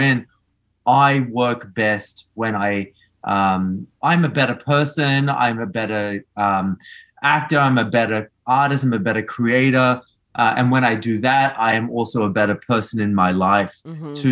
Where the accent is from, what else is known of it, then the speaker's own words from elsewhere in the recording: Australia; moved away; also born or lived in Argentina; I was born in Argentina, so I myself was an immigrant to Australia too